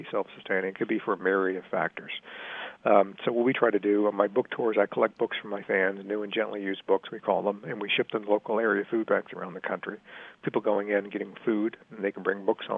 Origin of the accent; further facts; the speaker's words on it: Richmond, Virginia, United States; I grew up in Richmond, Virginia in the 60s and 70s